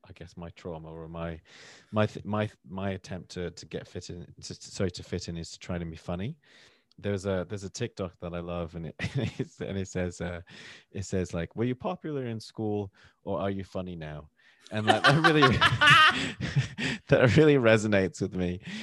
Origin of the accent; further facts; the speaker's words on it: the north of England, United Kingdom; accent: northern; when I'm with my family, we're from the north of England, my accent changes. I'll go more northern.